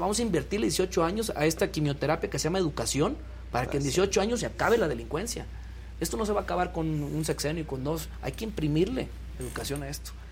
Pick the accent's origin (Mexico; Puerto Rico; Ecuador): Mexico; Tanquián de Escobedo, San Luis Potosí; moved away as an adult; now in Tabasco, Mexico; yo soy originario de, San Luis Potosí, de un pueblito que se llama Tanquián de Escobedo